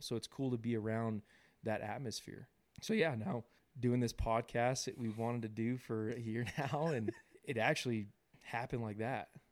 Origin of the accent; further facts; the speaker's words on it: Southern California, United States; now in Utah, United States; I was born and raised in California, Southern California.